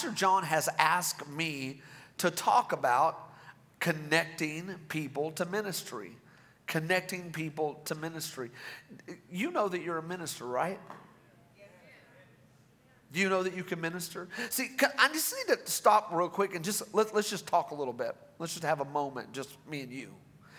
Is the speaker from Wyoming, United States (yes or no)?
no; Rogers, Arkansas, United States; My wife and I, we are from Rogers, Arkansas, and we just love your pastors.